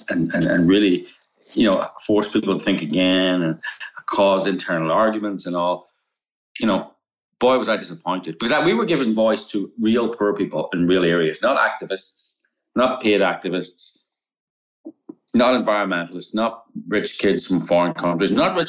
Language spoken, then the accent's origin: English; Northern Ireland, United Kingdom; moved away; also born or lived in Romania; I'm from Northern Ireland, right? I grew up during the Troubles